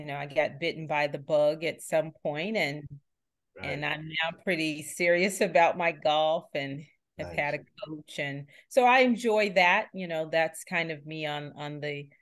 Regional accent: Charlotte, North Carolina, United States; born or raised there

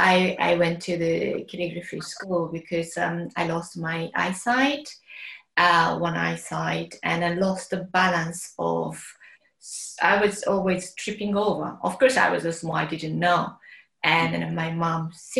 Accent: Mito, Yamaguchi, Japan; English is a second language; moved away as an adult; now in United Kingdom; I was born in Japan, Yamaguchi Prefecture, the town called Mito. Yamaguchi Prefecture is next to Hiroshima and Kyushu Island. Where I grew up is surrounded by nature

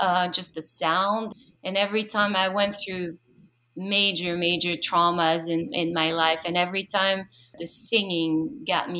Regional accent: Paris, Île-de-France, France; moved away; I was born and raised in Paris.

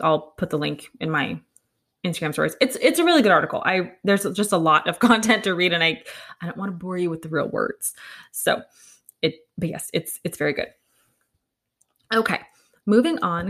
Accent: United States; an American

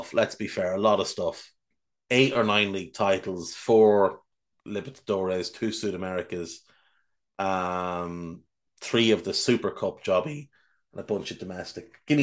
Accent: Ireland; an Irish person

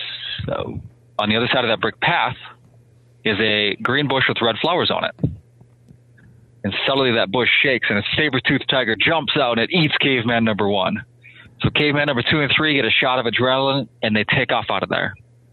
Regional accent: Minnesota, United States; So I grew up in Minnesota, and I joined the Marine Corps just a week out of high school.

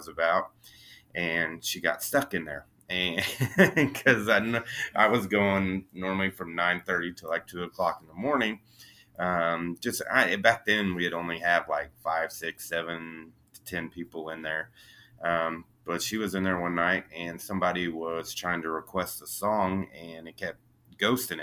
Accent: Monett, Missouri, United States; moved away as an adult; now in Kansas City, United States; I grew up in a little town called Monette, Missouri in Southwest Missouri

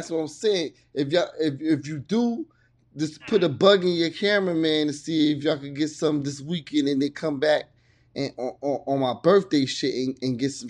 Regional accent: New Jersey, United States; I'm from Jersey

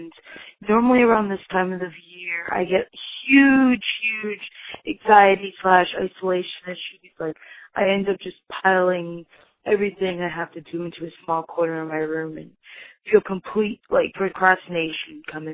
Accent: East Coast, United States; I am from the East Coast and it gets really cold

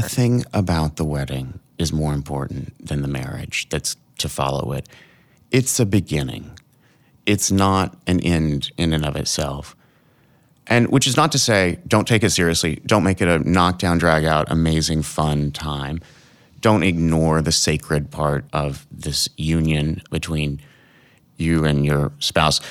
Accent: Arkansas, United States; moved away; I'm from Arkansas

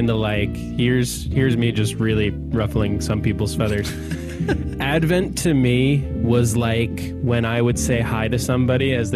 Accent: Calgary, Alberta, Canada; I grew up in Calgary

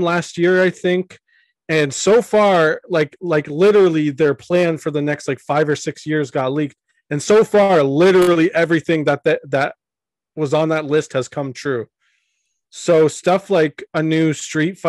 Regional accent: Canada; I am Canadian

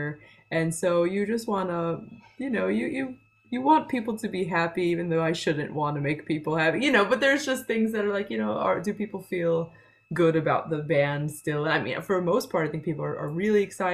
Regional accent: Long Island, New York, United States; now in Sweden

